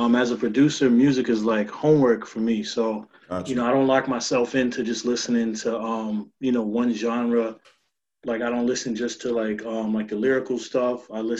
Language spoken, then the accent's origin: English; Harlem, New York, United States; born there; also born or lived in Pennsylvania / Florida; now in Long Island, United States; I was born in Harlem. I lived in Pennsylvania, lived in Florida, so I bounced around a little bit. But I've been on the island for like the last 5 or 6 years.